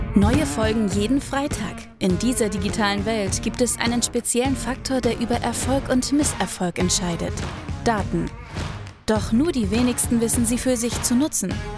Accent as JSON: {"language": "German", "town": "Dortmund", "region": "North Rhine-Westphalia", "country": "Germany", "tie": "born or raised there", "said": "Da komme ich auch her, also wirklich gebürtiger Dortmunder im, im Ruhrgebiet, tief verwurzelt"}